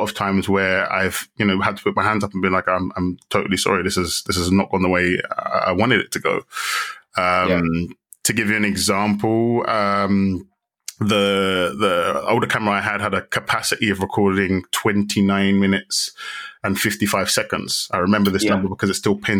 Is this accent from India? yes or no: no; London, United Kingdom; moved away as an adult; also born or lived in Ghana; now in Madrid, Spain; born and raised in London